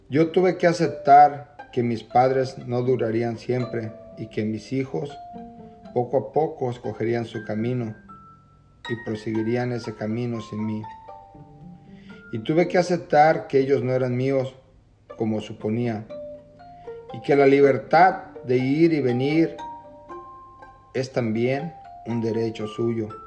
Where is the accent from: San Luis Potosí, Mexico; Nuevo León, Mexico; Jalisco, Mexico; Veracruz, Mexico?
Jalisco, Mexico; now in Camarillo, United States